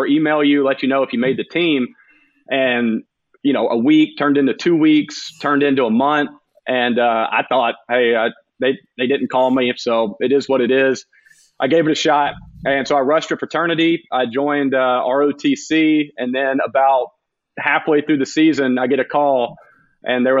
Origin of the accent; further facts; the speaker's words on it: Carrollton, Georgia, United States; also born or lived in Auburn, Alabama; growing up in Carrollton, going to Auburn